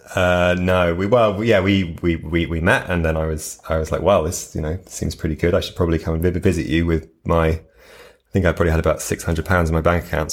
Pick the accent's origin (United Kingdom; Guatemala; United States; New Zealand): United Kingdom; moved away; as a British person